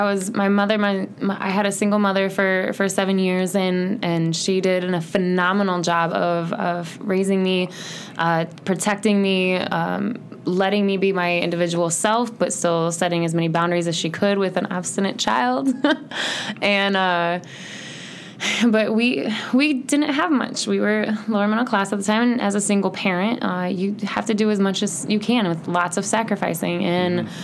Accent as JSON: {"language": "English", "town": "Bloomington", "region": "Illinois", "country": "United States", "tie": "born or raised there", "also_born_or_lived": "South Carolina", "said": "I have been in Bloomington Normal my entire life, minus 2 years that I was in boarding school when I was about 16 and 17 years old, and that was in South Carolina"}